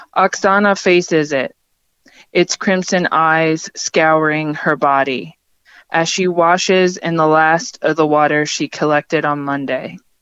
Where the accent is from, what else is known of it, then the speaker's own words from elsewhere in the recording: Pennsylvania, United States; now in West Virginia, United States; having grown up in the Ukrainian American community in Pennsylvania